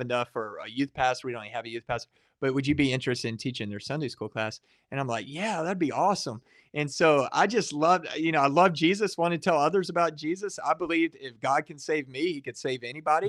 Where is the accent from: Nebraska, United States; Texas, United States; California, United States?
Texas, United States; Waco; I grew up in the Waco area